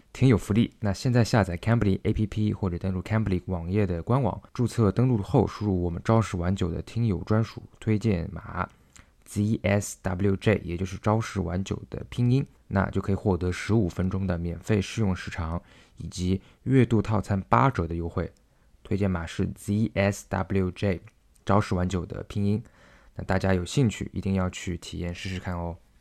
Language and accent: Chinese; China; 我是中国来的